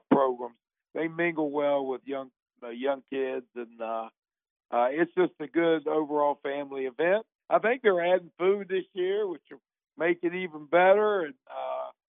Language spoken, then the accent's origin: English; Mullens, West Virginia, United States; I'm from Mullen